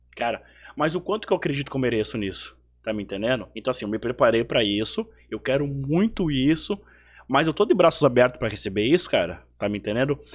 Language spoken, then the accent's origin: Portuguese; Bento Gonçalves, Rio Grande do Sul, Brazil; moved away; also born or lived in Amazonas; da linda Bento Gonçalves